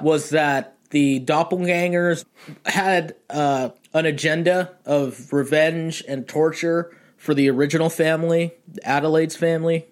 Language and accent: English; Pasadena, California, United States; I'm actually from a suburban town called Pasadena in California